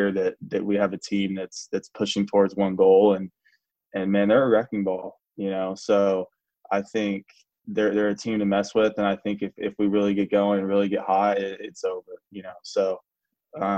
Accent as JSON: {"language": "English", "town": "Magnolia", "region": "Texas", "country": "United States", "tie": "born or raised there", "also_born_or_lived": "Dallas, Texas / The Woodlands, Texas", "said": "I'm from Magnolia, Texas"}